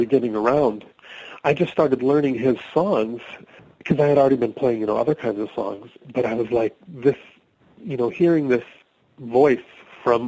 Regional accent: Minneapolis, Minnesota, United States; now in Western Massachusetts, United States; I live in Western Massachusetts, but I grew up in Minneapolis

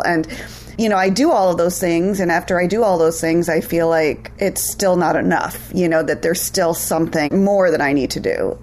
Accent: India; moved away; I'm from India

